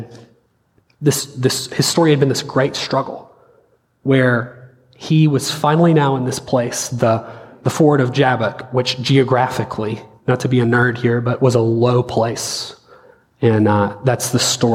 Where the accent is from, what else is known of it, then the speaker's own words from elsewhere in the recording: the South, United States; we're from the South, been around church